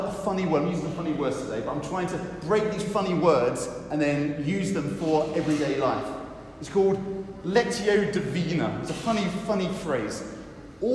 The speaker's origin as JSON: {"language": "English", "country": "United Kingdom", "said": "I know we're British"}